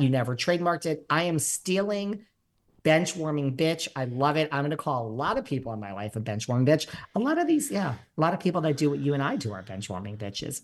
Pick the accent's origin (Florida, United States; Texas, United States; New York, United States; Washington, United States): New York, United States; now in Los Angeles, United States; I am a New Yorker.